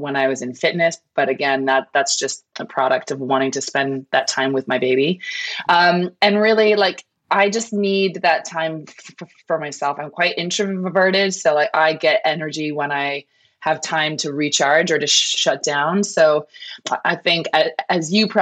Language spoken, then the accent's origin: English; Canada; moved away as an adult; I moved here, I'm from Canada. I moved here 16 years ago now.